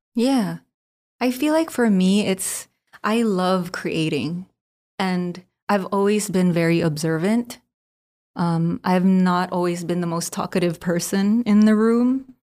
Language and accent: English; Philippines; Being Filipino, born and raised in the Philippines